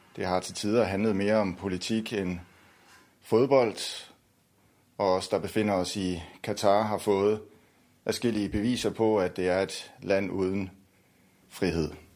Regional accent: Denmark

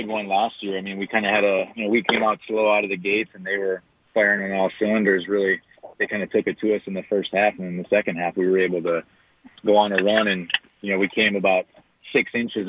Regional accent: La Crosse, Wisconsin, United States; moved away as an adult; also born or lived in Kenosha, Wisconsin; I spent 3 years back in my hometown up in La Crosse at La Crosse Central

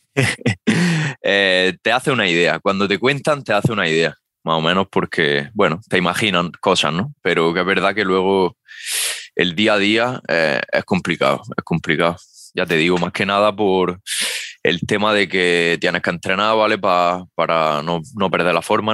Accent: Almería, Andalusia, Spain; aquí en mi tierra, en Almería

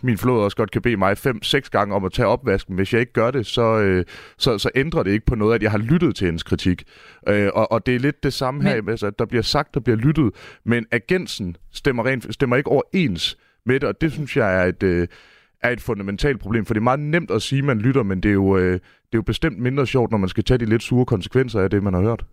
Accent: Mårslet, Central Denmark Region, Denmark; jeg står her i studiet i Aarhus og er født og opvokset i Morslet

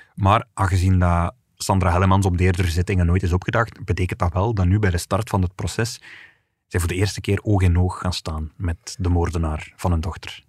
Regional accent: Flanders, Belgium; Bij ons in Vlaanderen

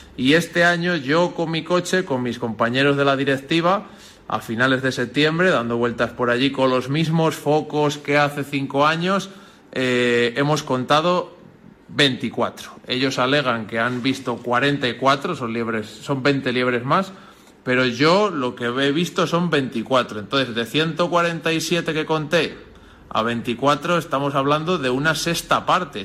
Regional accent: Nava del Rey, Castile and León, Spain; agricultores y cazadores somos vecinos de Nava del Rey

